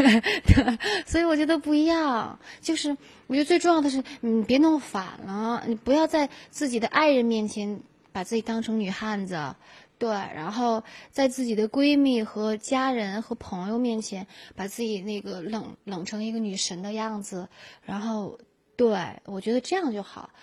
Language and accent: Chinese; Gansu, China; moved away; 从小在甘肃电视台就做十二节目主持，那时候我还是一个学生呢